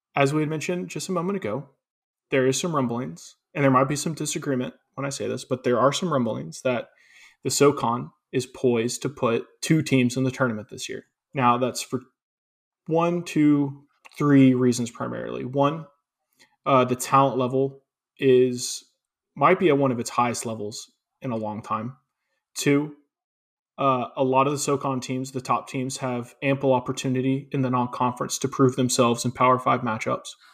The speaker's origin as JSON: {"language": "English", "town": "Chattanooga", "region": "Tennessee", "country": "United States", "tie": "born or raised there", "said": "I grew up in Chattanooga"}